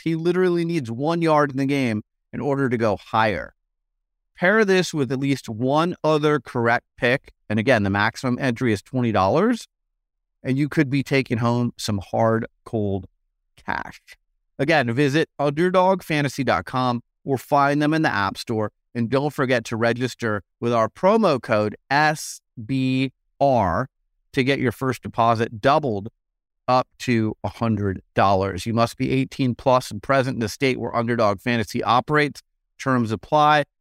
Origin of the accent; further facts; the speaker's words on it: Arizona, United States; moved away; I'm from Arizona